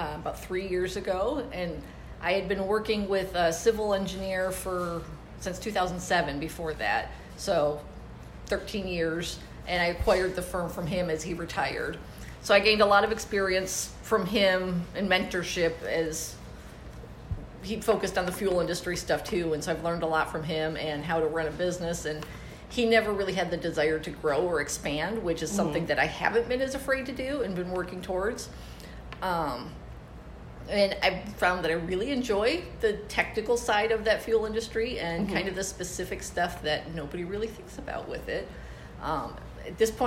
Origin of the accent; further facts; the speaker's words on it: East Lansing, Michigan, United States; also born or lived in Arizona; now in Tempe, United States; I'm originally from Michigan and grew up around East Lansing area